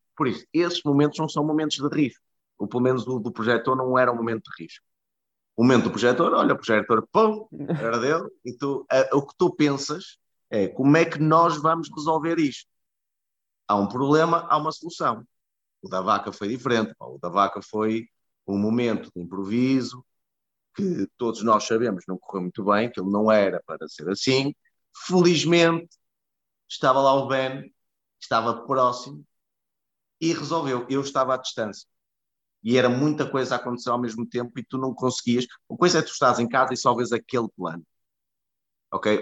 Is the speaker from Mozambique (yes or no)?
no; Porto, Norte, Portugal; moved away as an adult; also born or lived in Budapest / Lisbon; o Porto é onde eu nasci, é onde, estão, onde estão os meus amigos, onde estão os meus pais, onde está a minha família.